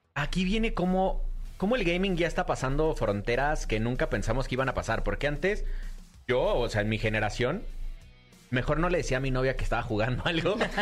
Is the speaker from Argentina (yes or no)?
no; Mexico; Hoy somos los mexicanos los que estamos viendo y somos esta primera generación de creadores de contenido